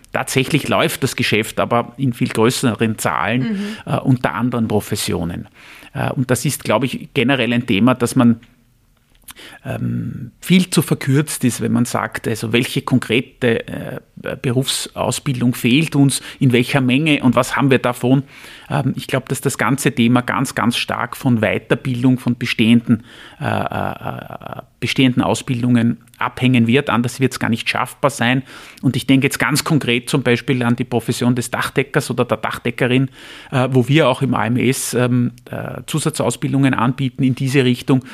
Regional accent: Vienna, Austria; ich bin ein Wiener, Familienvater, 49 Jahre alt

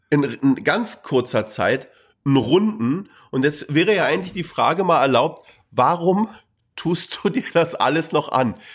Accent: Berlin, Germany; Ich meine, ich bin Berliner.

